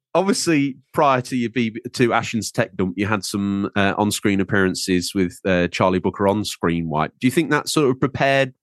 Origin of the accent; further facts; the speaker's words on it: Lincolnshire, East Midlands, United Kingdom; I'm from Lincolnshire